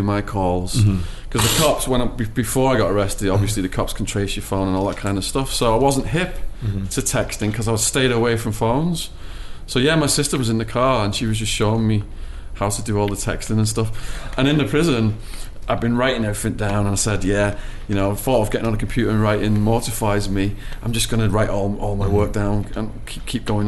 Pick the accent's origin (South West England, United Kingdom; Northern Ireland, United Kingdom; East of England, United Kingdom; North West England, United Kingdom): North West England, United Kingdom; Widnes; moved away as an adult; also born or lived in Arizona, United States; in my hometown, Widnes